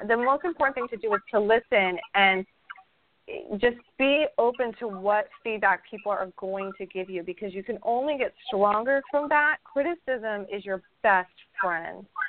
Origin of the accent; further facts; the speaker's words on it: Idaho, United States; also born or lived in California; now in Florida, United States; I grew up in Idaho. I grew up in a lot of snow and we lived in California for a while